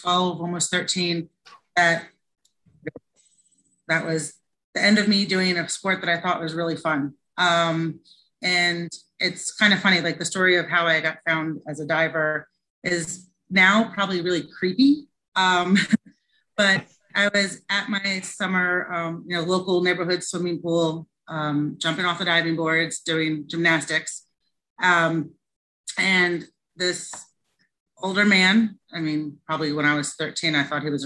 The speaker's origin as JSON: {"language": "English", "town": "Philadelphia", "region": "Pennsylvania", "country": "United States", "tie": "born or raised there", "also_born_or_lived": "New Jersey", "moved": "yes", "said": "I grew up right outside Philadelphia in the suburbs"}